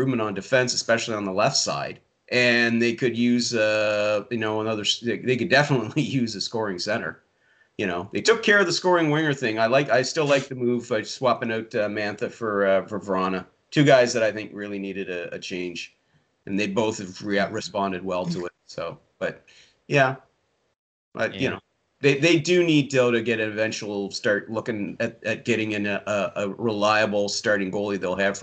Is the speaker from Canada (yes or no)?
yes; Yarmouth County, Nova Scotia, Canada; now in Prince Edward Island, Canada; I was born and raised in Yarmouth County, Nova Scotia, which is 7 hours away from here